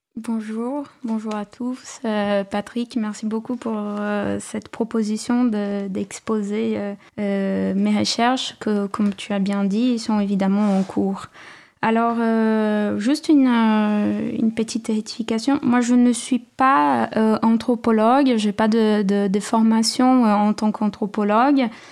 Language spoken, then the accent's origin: French; São Paulo, Brazil; French is a second language; moved away; also born or lived in Cambuí, Minas Gerais, Brazil; je suis née à, à São Paulo, mais la famille de ma mère venait d'un village à la montagne, dans la région de Minas Gerais